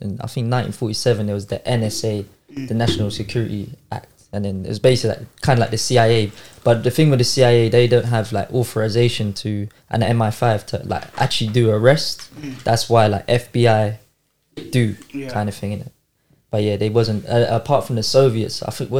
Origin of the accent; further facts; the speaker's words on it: United Kingdom; Like the British, obviously, because we're British.